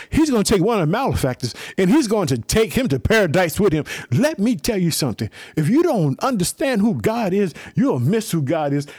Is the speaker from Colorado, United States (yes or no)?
no; Chicago, Illinois, United States; the state of Illinois, my home state, I live in the city of Chicago.